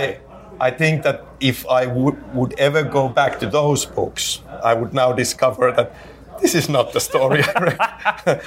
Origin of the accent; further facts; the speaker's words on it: Finland; English is a second language; in Finland, you know, as a kid, kid growing up, obviously English is not my native language